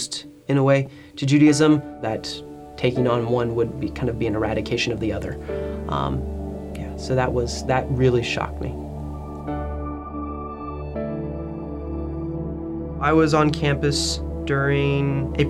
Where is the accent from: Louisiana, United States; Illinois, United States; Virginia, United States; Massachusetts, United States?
Virginia, United States; Central; I was born in 1985 in Central Virginia.